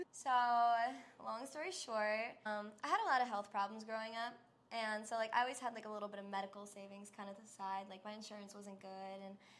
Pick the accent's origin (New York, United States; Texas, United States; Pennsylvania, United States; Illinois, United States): New York, United States; also born or lived in Los Angeles; now in Las Vegas, United States; So originally I'm from New York. My parents are from Slovakia, so I kind of went back and forth quite a bit. And then I lived in Los Angeles for 5 years, and I just moved out to Vegas back in August